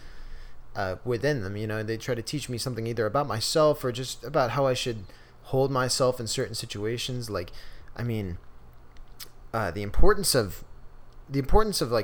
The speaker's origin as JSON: {"language": "English", "town": "San Diego", "region": "California", "country": "United States", "tie": "born or raised there", "moved": "as an adult", "lives_now": "Chico, United States", "said": "growing up in San Diego"}